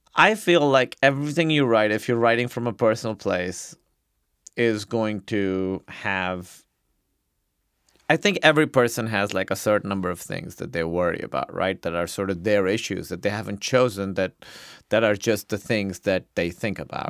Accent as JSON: {"language": "English", "country": "Pakistan", "moved": "yes", "lives_now": "United States", "said": "being a Pakistani immigrant yes, in America"}